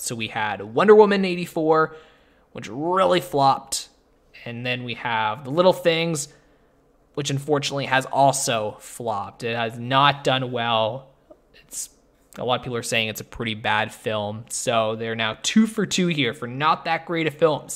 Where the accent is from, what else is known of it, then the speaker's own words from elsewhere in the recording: Canada; I'm Canadian